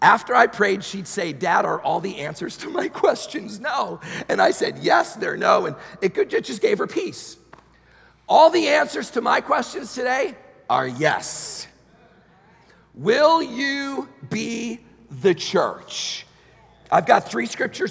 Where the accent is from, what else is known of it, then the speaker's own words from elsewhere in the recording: New York, United States; moved away; I'm from New York originally, so I'm there a lot